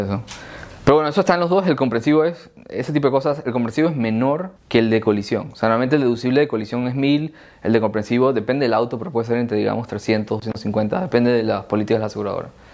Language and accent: Spanish; Panama; yo siendo panameño